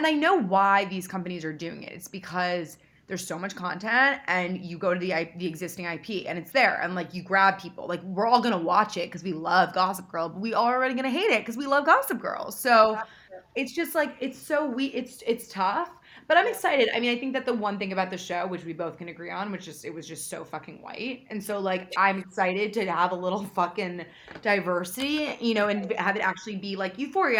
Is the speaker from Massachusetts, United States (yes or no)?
no; New York City, New York, United States; I grew up in New York City, went to private school